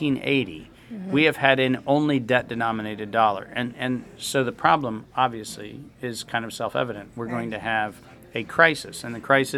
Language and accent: English; United States; also born or lived in Fargo, North Dakota / Southern California / Southeastern Pennsylvania; I grew up in Southern California and in Southeastern Pennsylvania.